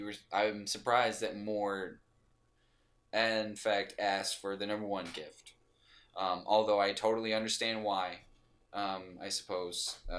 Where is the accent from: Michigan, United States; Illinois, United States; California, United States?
Michigan, United States; You know, I was raised in Michigan, you know, I like guns, whatever.